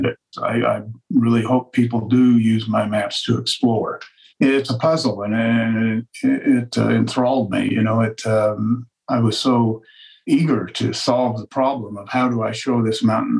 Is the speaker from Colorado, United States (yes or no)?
yes; Western Colorado, United States; also born or lived in Denver; I grew up in Western Colorado